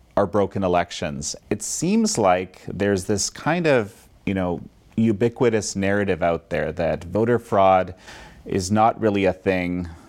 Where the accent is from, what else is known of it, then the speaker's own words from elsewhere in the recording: Canada; I'm Canadian